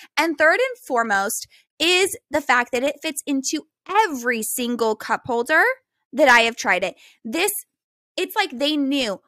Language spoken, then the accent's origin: English; Bakersfield, California, United States; moved away as an adult; now in Hawaii, United States; Bakersfield basically is the Midwest